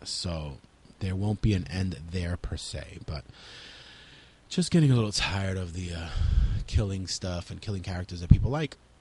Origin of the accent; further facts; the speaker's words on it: New York City, New York, United States; we are from New York City